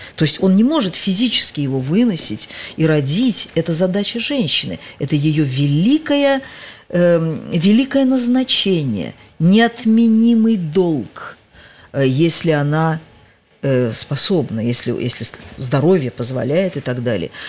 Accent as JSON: {"language": "Russian", "region": "Tashkent", "country": "Uzbekistan", "tie": "born or raised there", "moved": "as an adult", "said": "это только город моего детства, юности, молодости, первого неудачного брака"}